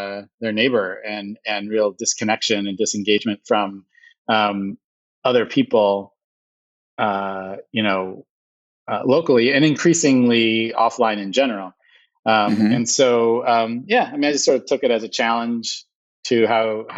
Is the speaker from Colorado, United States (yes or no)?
no; Illinois, United States; moved away as an adult; also born or lived in Iowa; now in New York, United States; I grew up in Illinois, went to school in Iowa, came to New York, was in New York for a bunch of years